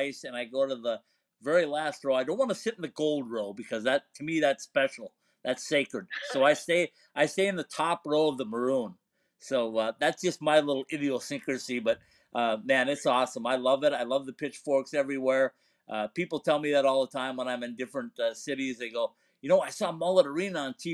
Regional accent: Minnesota, United States; growing up in Minnesota

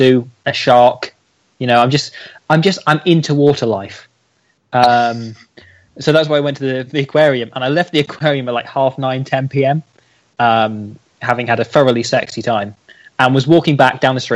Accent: Beeston, East Midlands, United Kingdom; I'm from Nottingham

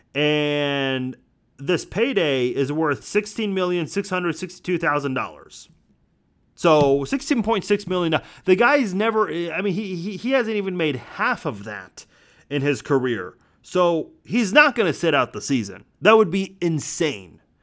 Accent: United States; as an American citizen

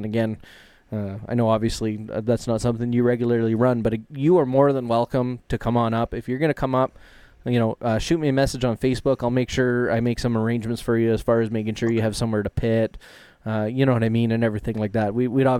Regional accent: Canada; I know I'm some nobody from Canada

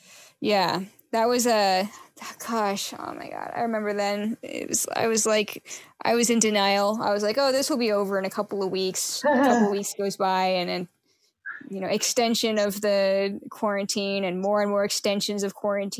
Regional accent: Seattle, Washington, United States; moved away; I'm originally from Seattle, so that would be what I call my hometown.

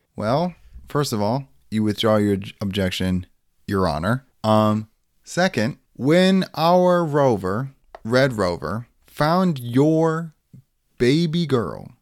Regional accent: Lake Michigan, Midwest, United States; We grew up around Lake Michigan.

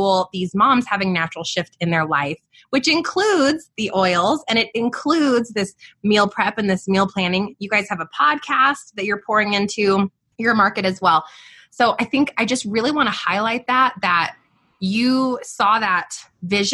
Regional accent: Albuquerque, New Mexico, United States; I'm born and raised in Albuquerque, New Mexico, outside of the city right here.

